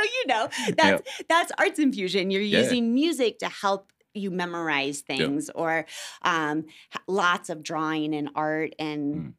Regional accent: Midwest, United States; And so once again, I'm from the Midwest.

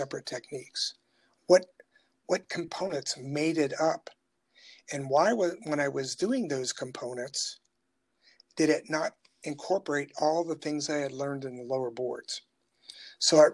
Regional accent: Appalachia, United States; now in Lexington, South Carolina, United States; And we grew up in the Appalachia area

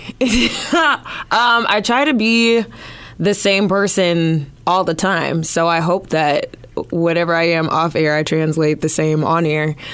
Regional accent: Los Angeles, California, United States; moved away as an adult; also born or lived in Arizona / Georgia; now in Des Moines, United States; I'm originally from Los Angeles

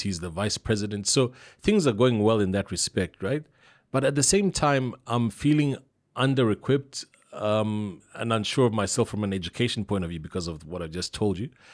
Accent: Zambia; I'm from Zambia, it's Zambezi

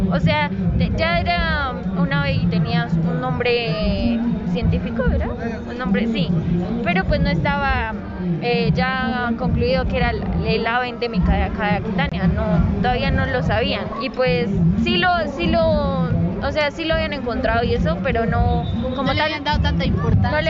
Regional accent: Colombia; eso es lo que mm, hace que Colombia nos identifica, nos identifica, como colombianos, que somos eh, muy diversos eh, en cuanto a la flora y la fauna.

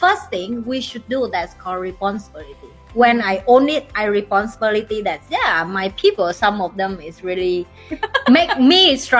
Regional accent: Vietnam; English is a second language; moved away as an adult; now in Singapore; I'm come from Vietnam, and when I just enter Singapore

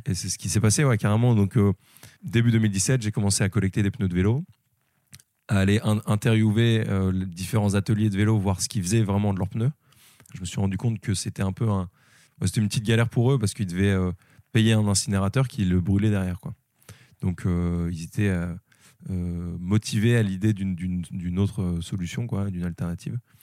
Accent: Lille, Hauts-de-France, France; moved away; je suis originaire de Lille, mais j'ai bougé un peu

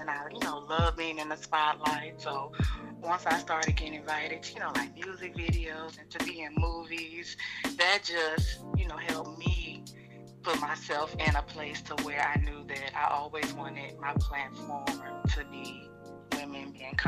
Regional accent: Atlanta, Georgia, United States; I was actually born and raised in Atlanta, Georgia, but my parents are from Louisiana

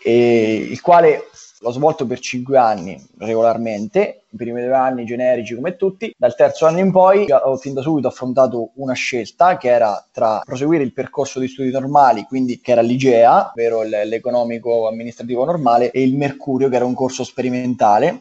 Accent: Marche, Italy; also born or lived in Milan; sono dalle Marche

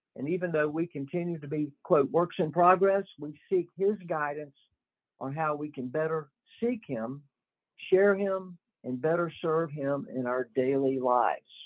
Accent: Northwest Florida, United States; I am from Northwest Florida and grew up in a typical middle class home

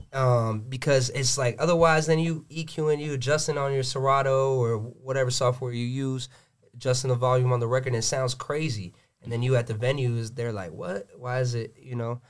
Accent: Gwinnett County, Georgia, United States; I'm born and raised in Gwinnett

